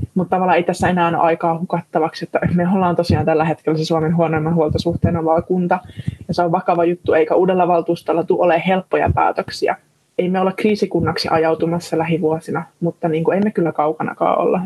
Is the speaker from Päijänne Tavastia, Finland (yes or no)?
yes; Sysmä, Päijänne Tavastia, Finland; born or raised there